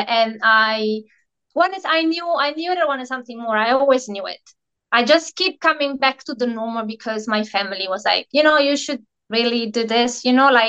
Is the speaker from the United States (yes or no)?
no; Italy; moved away as an adult; also born or lived in Australia; now in New Zealand; I'm originally from Italy and I'm living in New Zealand with my husband, which is from here